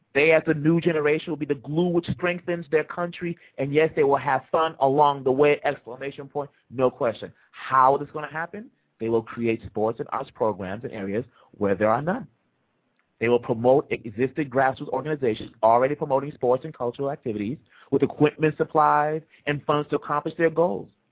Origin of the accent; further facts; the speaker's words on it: Kinshasa, DR Congo; moved away; I'm from the Democratic Republic of the Congo.